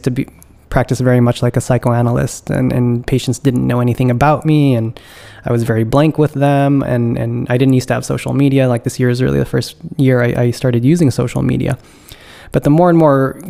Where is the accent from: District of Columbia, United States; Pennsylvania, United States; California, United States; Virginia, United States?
California, United States; moved away as an adult; now in East Coast, United States; I'm originally from California, so I've been living on the East Coast now since 2011